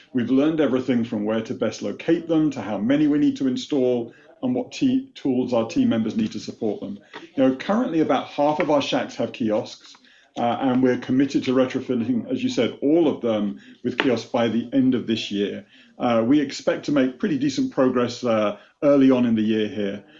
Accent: United Kingdom; moved away as an adult; now in United States; you wouldn't know it from my Boston accent, but I was born and raised in the UK

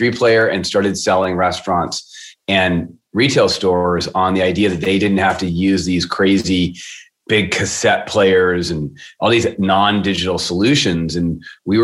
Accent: Seattle, Washington, United States; I am born and raised in Seattle

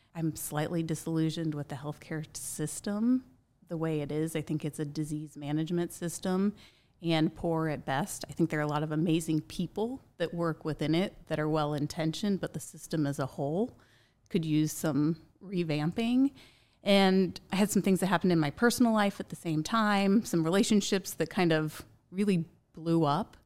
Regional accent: Indianapolis, Indiana, United States; I grew up here in Indianapolis

